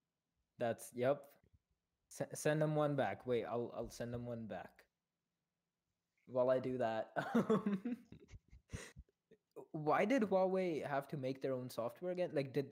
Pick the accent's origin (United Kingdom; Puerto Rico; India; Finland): India; I'm from India.